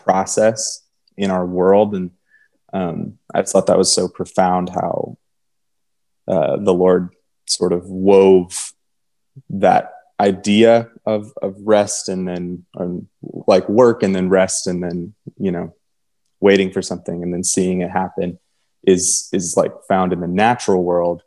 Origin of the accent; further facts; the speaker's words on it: Michigan, United States; also born or lived in Texas; now in Nashville, United States; I'm from Michigan and I live in Nashville